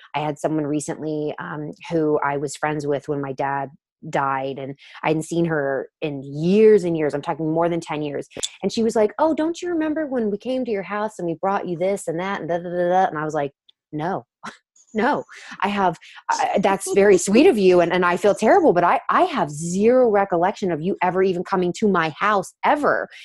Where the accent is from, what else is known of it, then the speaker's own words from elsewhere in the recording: the South, United States; I'm from the South